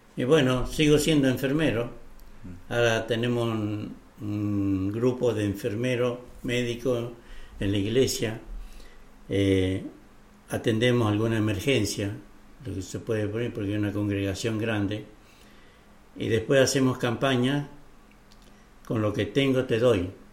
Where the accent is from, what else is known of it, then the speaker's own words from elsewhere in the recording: Catamarca, Argentina; yo soy de Catamarca